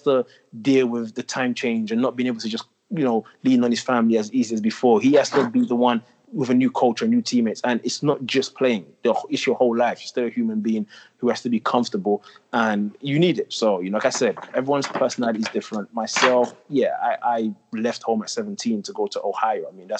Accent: England, United Kingdom; now in United States; I just know growing up in England, how high level it was, how competitive it was. That wasn't always the case in the States.

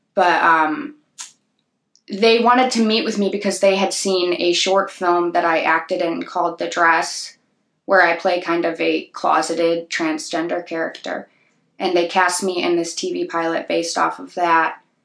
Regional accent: Sleepy Hollow, Illinois, United States; growing up in Sleepy Hollow

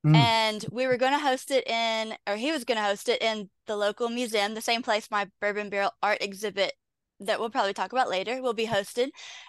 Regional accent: Kentucky, United States; All over Kentucky. I a bunch of little towns you would have never heard of. But the majority of my life I've been in Louisville.

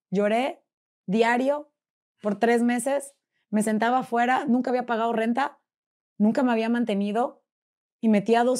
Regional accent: Puebla, Mexico; now in Monterrey, Mexico; hola, yo soy …, vengo de Puebla y soy conferencista y soy cuando se les ofrezca, aquí estoy.

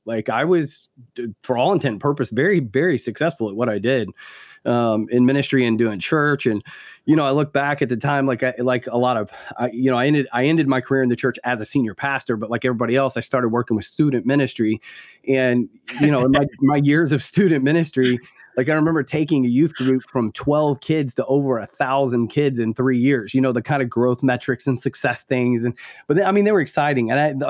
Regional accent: the South, United States; I grew up deep in the Southern Baptist Church in the South.

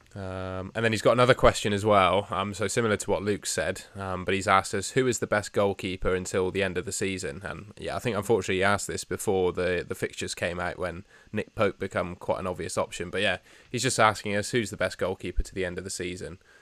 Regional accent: Somerset, South West England, United Kingdom; moved away; the local pub of my hometown

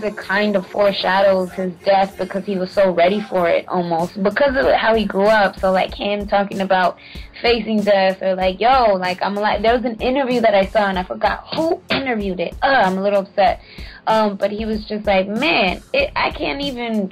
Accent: West Coast, United States; also born or lived in Central America; now in New York, United States; I'm from the West Coast

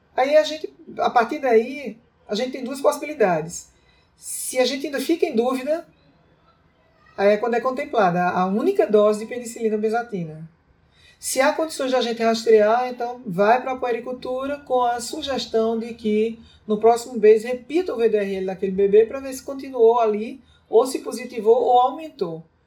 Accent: Santa Luzia, Brazil; lá na minha terra, lá em Santa Luzia

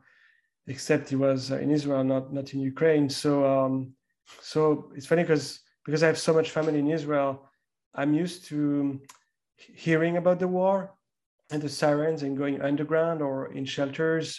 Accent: France; me growing up in France

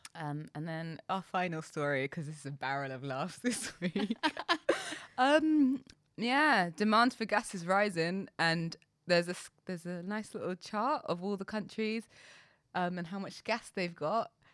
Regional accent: London, United Kingdom; I'm proud to be from London

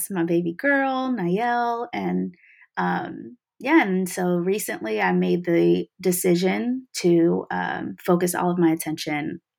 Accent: Atlanta, Georgia, United States; also born or lived in New Jersey; I'm Eritrean American. And, you know, I grew up a little bit of everywhere. And so, um, you know, a lot of people call me a melting pot because I am. You know, I grew up in a little bit of New Jersey, a lot of Atlanta, ATL

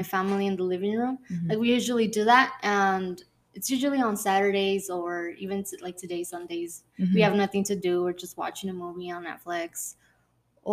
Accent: Phoenix, Arizona, United States; I'm from Phoenix, Arizona

